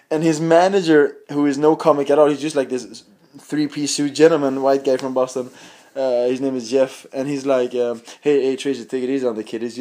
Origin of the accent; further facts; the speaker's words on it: Sweden; I'm from Sweden.